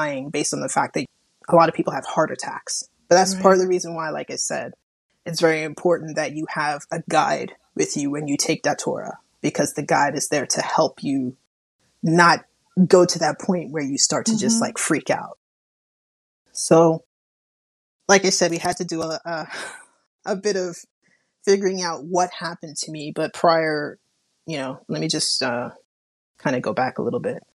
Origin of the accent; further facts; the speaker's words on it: Long Island, New York, United States; moved away; also born or lived in Las Vegas, Nevada; I'm originally from Long Island, New York, so by way of Las Vegas, Nevada